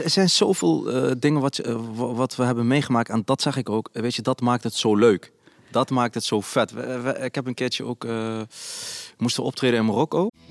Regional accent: Nijmegen, Gelderland, Netherlands; ik ben opgegroeid in Nijmegen, in een Volkswijk, in de Basoost

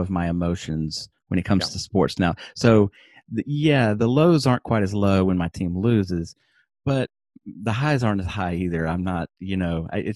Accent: Alabama, United States; I grew up in Alabama

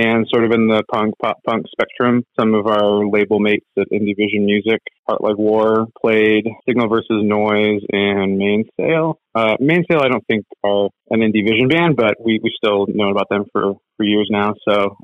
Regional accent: Sacramento, California, United States; We're from Sacramento

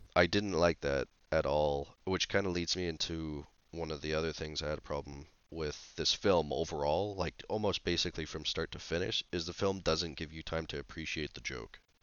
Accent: Canada

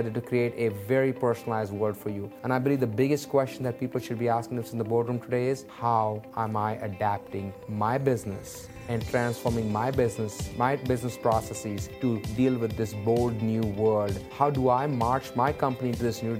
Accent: Mumbai, Maharashtra, India; I grew up in Mumbai, India

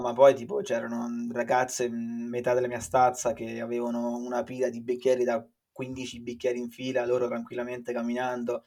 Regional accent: Viterbo, Lazio, Italy; moved away as an adult; now in Ireland; vengo da Viterbo

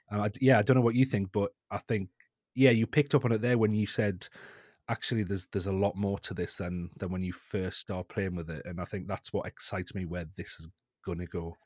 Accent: North East England, United Kingdom; accent: northeast England; at a group of colleges in the northeast of England. You can probably tell by my accent there.

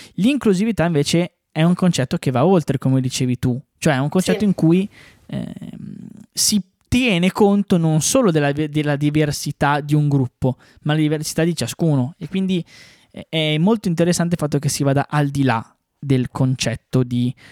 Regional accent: Bresso, Lombardy, Italy; sia io che l'Ale siamo di Bresso

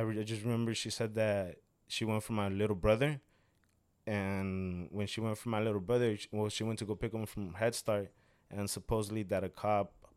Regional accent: Mexico; moved away; yo vengo de Mexico

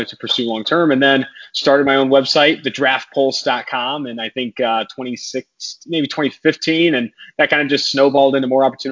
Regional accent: Oakland, California, United States; also born or lived in San Diego, California; I'm from Oakland, California

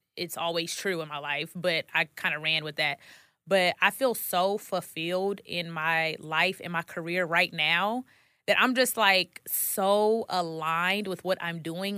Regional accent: Dallas, Texas, United States; moved away as an adult; now in Atlanta, United States; I'm from Dallas, Texas, and I drove down to Atlanta

